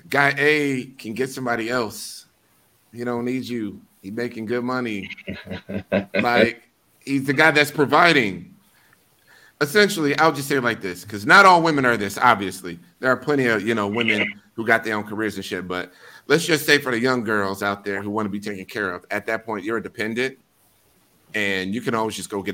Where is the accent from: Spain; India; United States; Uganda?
United States; Milwaukee, Wisconsin; I'm from Milwaukee